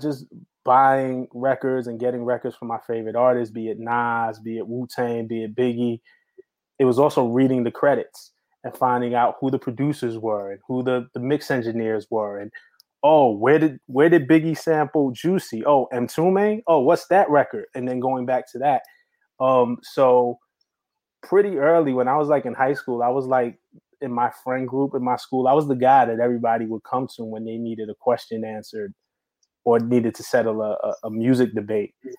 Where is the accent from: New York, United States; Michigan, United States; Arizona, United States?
New York, United States; New York City; I grew up in New York City around that time